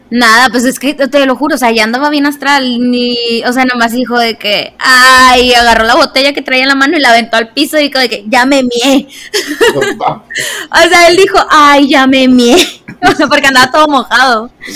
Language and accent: Spanish; northern Mexico, Mexico; siendo norteña